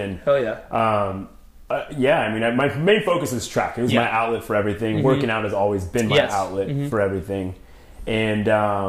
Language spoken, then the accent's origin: English; San Clemente, California, United States; Yeah, so I actually grew up in San Clemente, middle school, elementary school, preschool